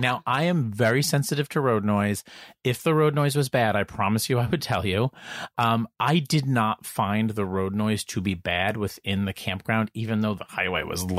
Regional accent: New Jersey, United States; because I'm from New Jersey.

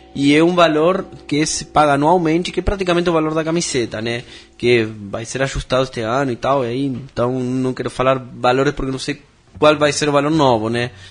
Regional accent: Argentina; moved away as an adult; now in São Paulo, Brazil; eu nasci na Argentina

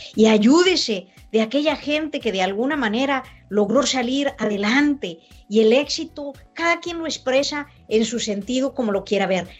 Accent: Mexico; mucha gente de mi pueblo de San Buena, que me ayudó a crecer

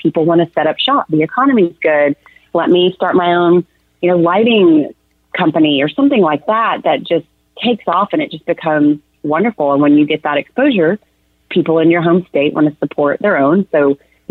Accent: Arkansas, United States; now in Texas, United States; I'm originally from Arkansas, which is just a neighbor just right over here to the east.

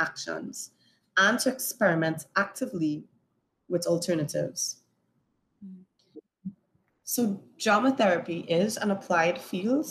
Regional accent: Trinidad & Tobago; also born or lived in New York; Born and raised in Trinidad and Tobago, had the opportunity to live in New York

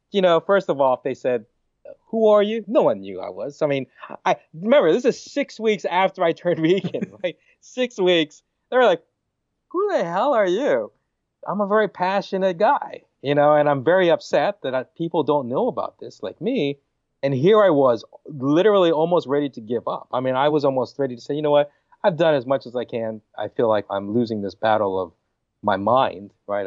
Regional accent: Hawaii, United States; I'm from Hawaii, right? I love meat. Hawaiians, we love our pork and chicken and beef

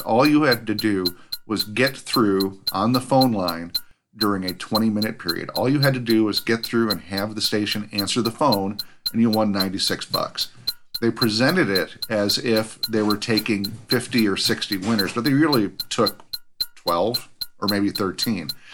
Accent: Minnesota, United States; I'm from Minnesota

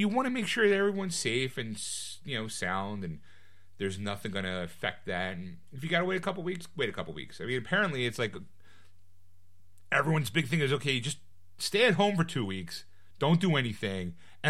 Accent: New Jersey, United States; Jersey. Yeah, I'm from Jersey. South Jersey.

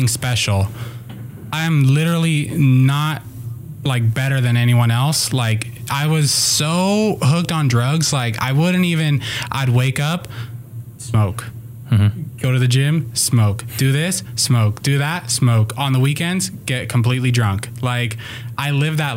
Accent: Las Vegas, Nevada, United States; moved away; also born or lived in Puerto Rico / California; I was born in Puerto Rico, and I moved to Las Vegas when I was like 5 years old. I grew up with a single mom

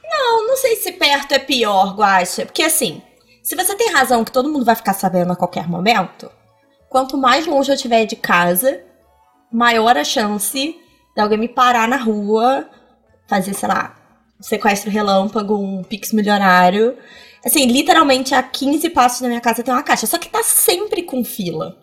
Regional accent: Petrópolis, Rio de Janeiro, Brazil; Eu nasci em Petrópolis

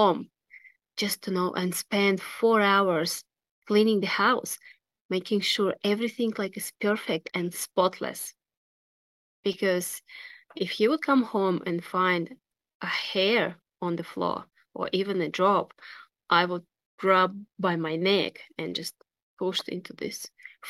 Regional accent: Russia; moved away; And I was born in Russia

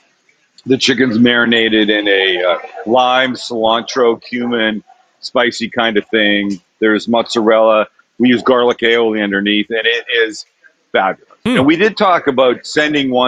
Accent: Vancouver, British Columbia, Canada; now in United States; Vancouver, Canada

